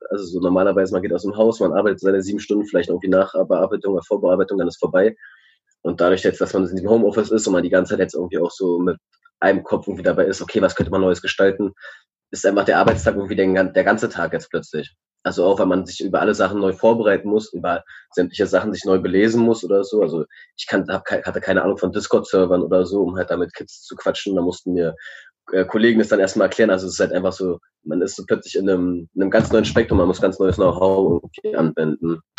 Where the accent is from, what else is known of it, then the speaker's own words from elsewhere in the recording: Berlin, Germany; born there; ich bin 26, äh, ich bin in Reinigendorf geboren